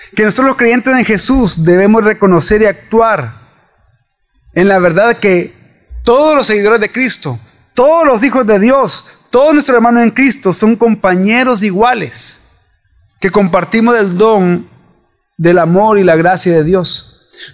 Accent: El Salvador

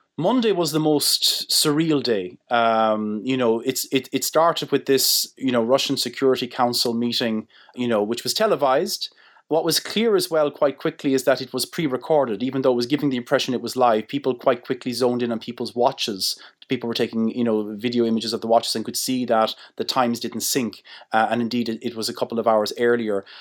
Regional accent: Ireland; as Irish people

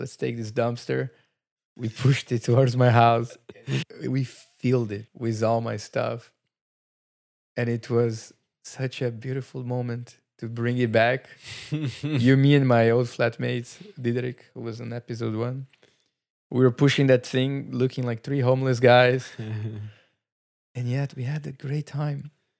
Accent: Brazil; English is a second language; We moved from our countries. You come from New Zealand. I come from Brazil.

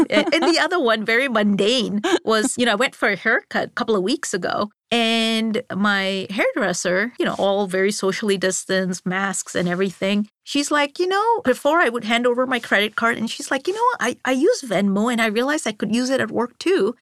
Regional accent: Singapore; moved away as an adult; also born or lived in Mumbai, India / Boston, Massachusetts / Rotterdam, Netherlands; I grew up in Singapore all the way through high school.

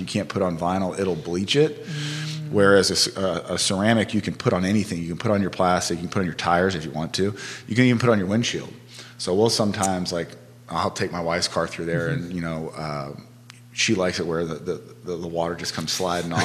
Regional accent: Houston, Texas, United States; now in Charlottesville, United States; I grew up in Houston, Texas

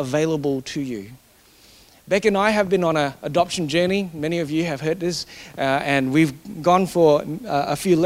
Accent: Singapore; Growing up in Singapore, in that culture where you always get given more if you achieve more.

